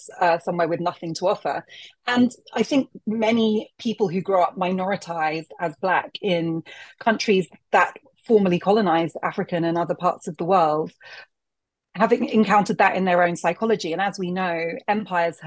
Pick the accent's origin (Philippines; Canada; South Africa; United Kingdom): United Kingdom; as a young Black woman growing up in Britain